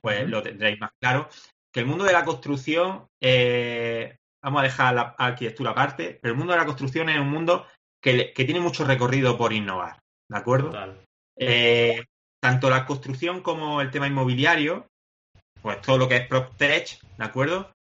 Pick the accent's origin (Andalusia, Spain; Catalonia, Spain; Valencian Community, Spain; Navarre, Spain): Andalusia, Spain; Granada; nosotros somos de Granada